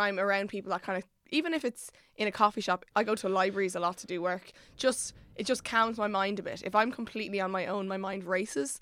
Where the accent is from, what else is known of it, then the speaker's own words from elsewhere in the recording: Ireland; moved away as an adult; now in Dublin, Ireland; I'm from Llangarry, I had to move up to Dublin for college